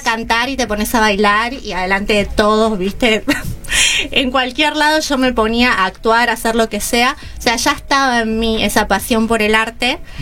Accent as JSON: {"language": "Spanish", "town": "Lomas del Mirador", "region": "Buenos Aires Province", "country": "Argentina", "said": "Soy del oeste de Lomas del Mirador"}